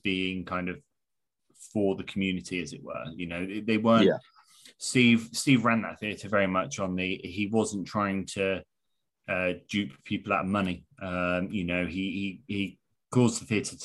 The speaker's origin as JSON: {"language": "English", "town": "Dawlish", "region": "South West England", "country": "United Kingdom", "said": "I come from a small town. I come from Dawlish, small seaside town."}